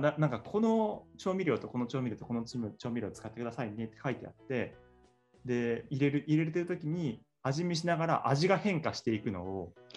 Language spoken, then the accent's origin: Japanese; Tottori, Japan; moved away as an adult; now in Tokyo, Japan; 僕も鳥取出身で、そうね、高校であの同じだった